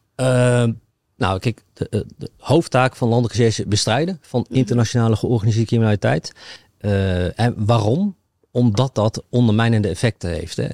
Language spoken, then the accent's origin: Dutch; Achterhoek, Gelderland, Netherlands; ik, kom overigens uit de Achterhoek